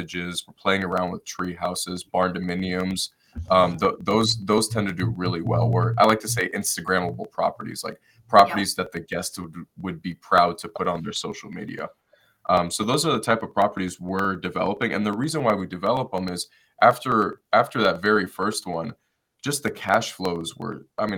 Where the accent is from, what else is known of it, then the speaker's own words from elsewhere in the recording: Detroit, Michigan, United States; moved away; I'm originally from Detroit, Michigan